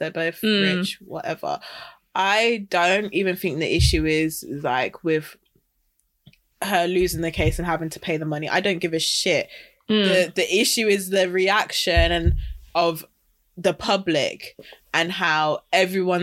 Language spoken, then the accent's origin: English; Wolverhampton, West Midlands, United Kingdom; I'm from Wolverhampton